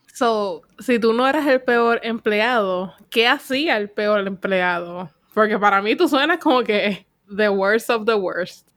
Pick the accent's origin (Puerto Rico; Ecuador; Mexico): Puerto Rico; now in Texas, United States